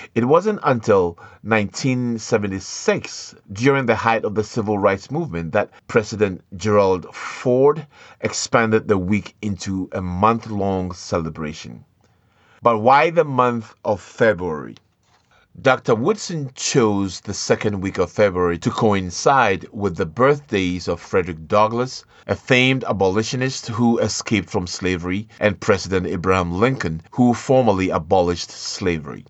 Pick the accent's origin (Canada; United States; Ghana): Ghana; Ashanti; moved away as an adult; I am from the African continent, from the country of Ghana, from the tribe of Ashanti